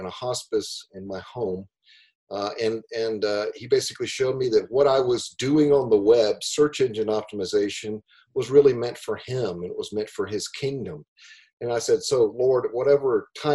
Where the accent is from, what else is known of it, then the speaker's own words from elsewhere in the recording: Greenville, South Carolina, United States; moved away as an adult; also born or lived in California; I'm from Greenville, South Carolina, originally.